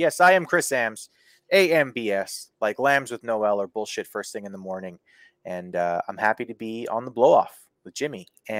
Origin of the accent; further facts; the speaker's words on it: Kenora, Ontario, Canada; My hometown up here, Kenora